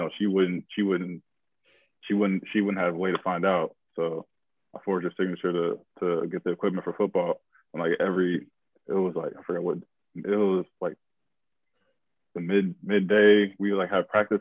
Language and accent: English; Madison, Wisconsin, United States; also born or lived in Minneapolis, Minnesota / Pittsburgh; Moved to Madison, Wisconsin when I was about like three, four years old. And just, I was raised in Madison, Wisconsin.